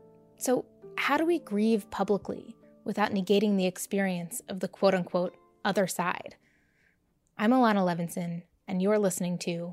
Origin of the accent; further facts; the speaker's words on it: outside Philadelphia, Pennsylvania, United States; I'm an American Jew raised outside Philadelphia.